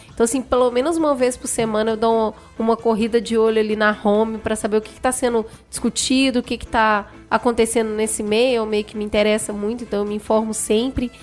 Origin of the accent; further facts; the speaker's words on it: Minas Gerais, Brazil; eu nasci em Minas, eu sou cruzeirense